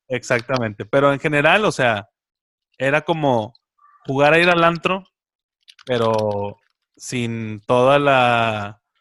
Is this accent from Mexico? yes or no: yes; Monterrey, Nuevo León, Mexico; como regios